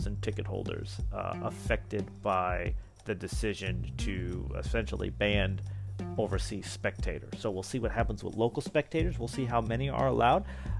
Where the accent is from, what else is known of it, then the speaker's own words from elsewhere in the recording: New Jersey, United States; accent: New Jersey; my New Jersey accent